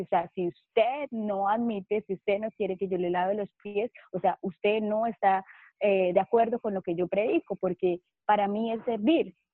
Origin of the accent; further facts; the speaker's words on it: Cúcuta, Norte de Santander, Colombia; soy de Cúcuta, Colombia